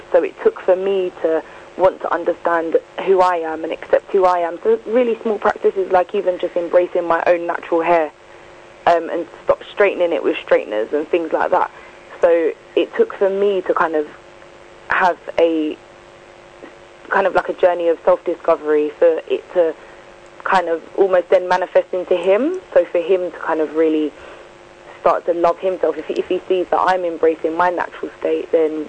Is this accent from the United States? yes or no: no; United Kingdom; me, I would just say I'm black British. The countries I'm from are Mauritius, Jamaica and Grenada.